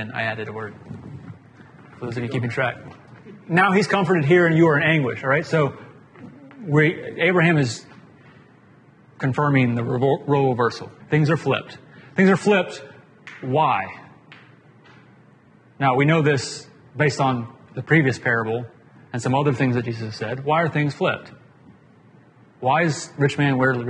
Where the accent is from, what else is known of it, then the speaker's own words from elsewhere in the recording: Atlanta, Georgia, United States; I grew up in Atlanta